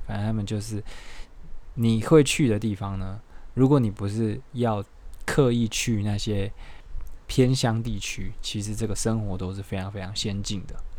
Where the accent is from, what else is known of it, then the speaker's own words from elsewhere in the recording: Taiwan; 我们台湾人